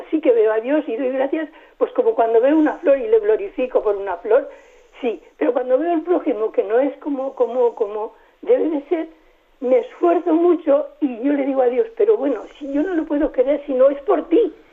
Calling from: Valladolid, Castile and León, Spain; de Valladolid

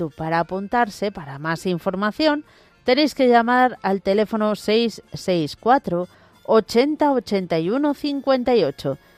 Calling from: Cantabria, Spain; Que ayer mandé un mensaje y me olvidé de poner que … de Cantabria.

